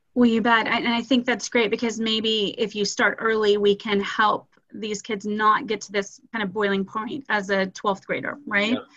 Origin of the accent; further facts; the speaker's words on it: Austin, Texas, United States; moved away as an adult; also born or lived in Nashville, Tennessee / Houston, Texas; now in Dallas, United States; I'm originally from Austin, Texas, and went to one of your competitor schools, St. Stephen's Episcopal